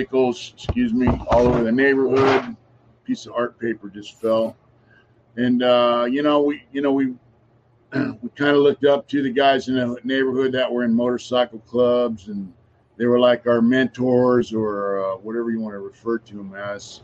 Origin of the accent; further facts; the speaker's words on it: San Diego, California, United States; now in Los Angeles, United States; I grew up in San Diego.